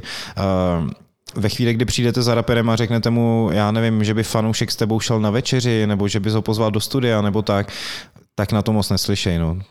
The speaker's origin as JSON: {"language": "Czech", "town": "Plzeň", "region": "Plzeň Region", "country": "Czechia", "moved": "yes", "said": "já jsem vlastně Plzeňák původně"}